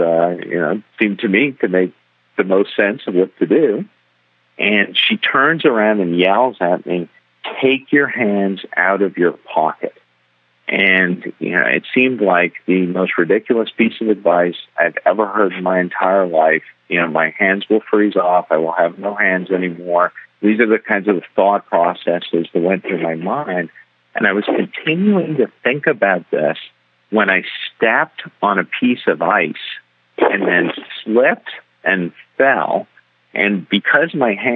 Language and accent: English; Bahamas; moved away; also born or lived in New York; I'm originally from the Bahamas